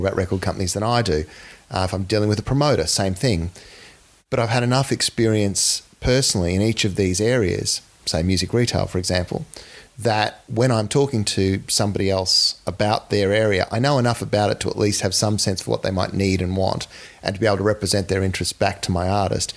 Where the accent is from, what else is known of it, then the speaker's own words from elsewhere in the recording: Townsville, Queensland, Australia; moved away; I grew up in North Queensland in Townsville